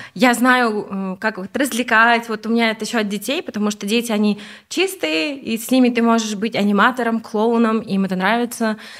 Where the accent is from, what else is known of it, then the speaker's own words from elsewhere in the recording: Ust-Kamenogorsk, East Kazakhstan Region, Kazakhstan; also born or lived in Almaty; now in Talgar, Kazakhstan; я сама из Усть-Каменогорска, из Восточного Казахстана